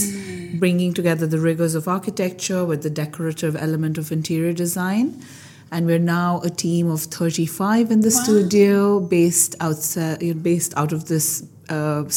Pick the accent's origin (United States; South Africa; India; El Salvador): India; moved away as an adult; now in London, United Kingdom; I am of Indian origin. Mm-hmm. I grew up in India and at a very young age decided I wanted to be an architect. So I came to London to study architecture